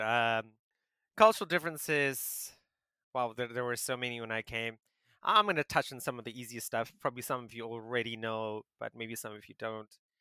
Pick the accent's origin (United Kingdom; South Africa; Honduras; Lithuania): South Africa; moved away as an adult; now in Taiwan; I grew up in South Africa